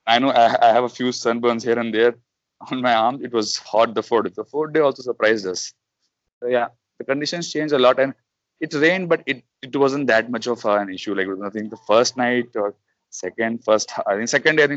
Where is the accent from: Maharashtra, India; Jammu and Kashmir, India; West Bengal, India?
Jammu and Kashmir, India; now in Hyderabad, India; My native is from a very cold place. I come from Jammu Kashmir, so I'm a little used to it